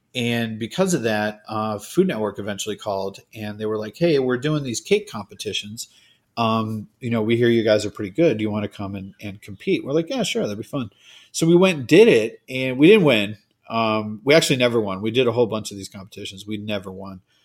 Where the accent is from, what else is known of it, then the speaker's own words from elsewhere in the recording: Cape Cod, Massachusetts, United States; I grew up on Cape Cod